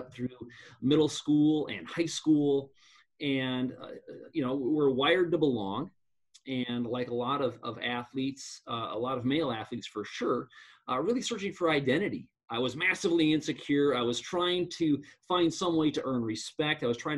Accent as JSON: {"language": "English", "area": "Black Hills", "region": "Western South Dakota", "country": "United States", "tie": "born or raised there", "said": "I grew up out in Western South Dakota, out in the Black Hills"}